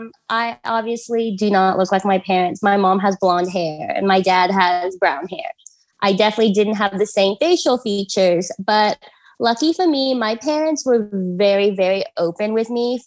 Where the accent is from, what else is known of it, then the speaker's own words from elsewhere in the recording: Xinjiang, China; born there; I was born in Xinjiang.